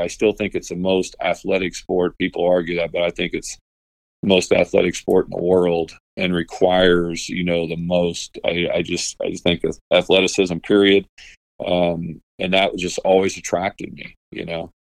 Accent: Washington, Illinois, United States; moved away; also born or lived in Peoria, Illinois; grew, grew up in Washington

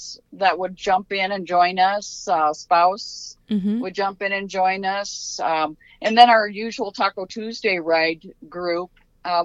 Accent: Waverly, Iowa, United States; I'm from Northeast Iowa, a small town called Waverly, Iowa

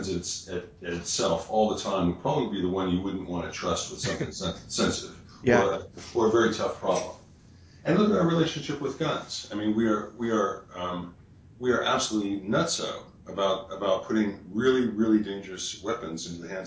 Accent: West Virginia, United States; I'm from West Virginia

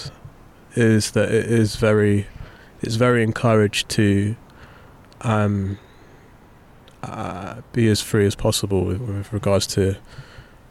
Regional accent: London, United Kingdom; I grew up in Southeast London

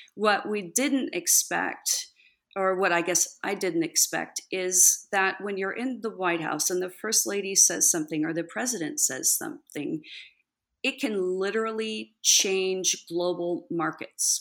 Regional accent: Texas, United States; born or raised there; also born or lived in California

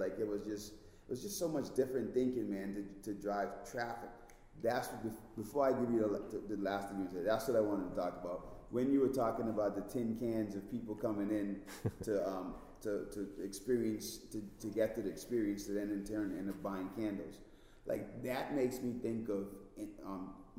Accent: Bahamas; now in United States; I'm originally from the Bahamas, so like my accent was super strong.

